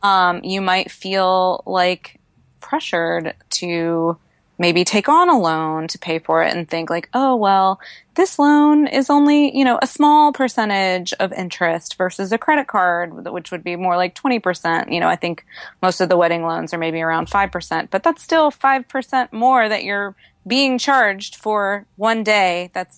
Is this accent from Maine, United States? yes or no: no; Tennessee, United States; I grew up outside of Nashville, Tennessee, and was raised on Dave Ramsey's very solid advice